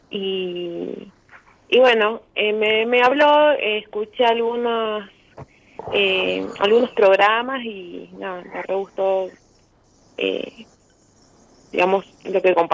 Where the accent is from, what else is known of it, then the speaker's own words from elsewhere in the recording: Jujuy, Argentina; moved away as an adult; now in Córdoba, Argentina; yo soy de Jujuy, pero ahora estoy viviendo en Córdoba. estudio acá. Y, vivo hace, bueno, desde el 2010, pero en pandemia me volví a Jujuy y ahora este año retomé.